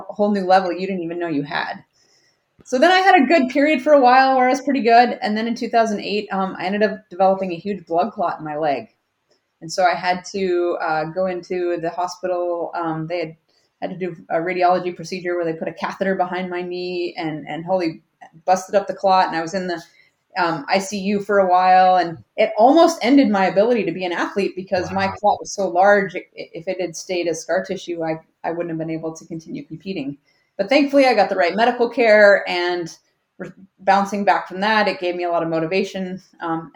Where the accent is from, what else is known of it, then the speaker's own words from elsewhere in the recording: Alaska, United States; I grew up in Alaska, which is a big outdoor playground